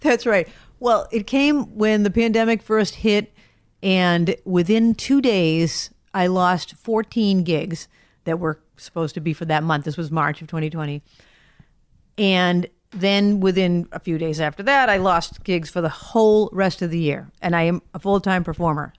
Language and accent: English; Brockton, Massachusetts, United States; I grew up in Brockton